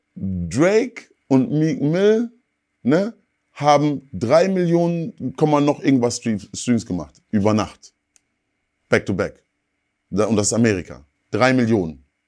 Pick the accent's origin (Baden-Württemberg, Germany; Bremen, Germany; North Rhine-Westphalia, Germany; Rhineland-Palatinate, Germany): North Rhine-Westphalia, Germany; Ruhr area; ich bin bei deutschen Eltern groß geworden und im Ruhrgebiet gab es nicht so viele Schwarze.